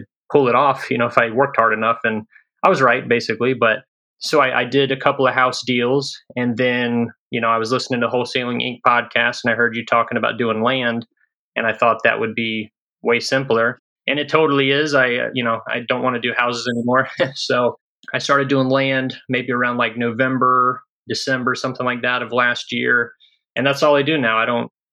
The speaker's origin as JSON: {"language": "English", "region": "North Carolina", "country": "United States", "tie": "born or raised there", "moved": "as an adult", "lives_now": "Fort Wayne, United States", "said": "I live here in Fort Wayne, Indiana, but I'm from North Carolina. That's where I was born and raised."}